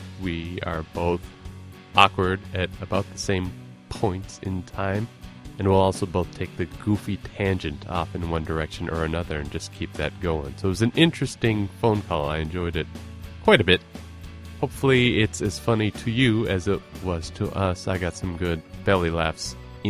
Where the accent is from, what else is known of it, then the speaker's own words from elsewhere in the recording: Minneapolis, Minnesota, United States; I'm from Minneapolis